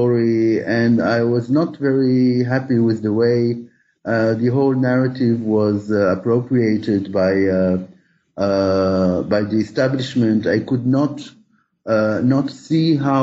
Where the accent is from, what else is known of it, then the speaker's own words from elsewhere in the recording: Israel; also born or lived in Paris, France; When I came back from Paris about eight years after I left Israel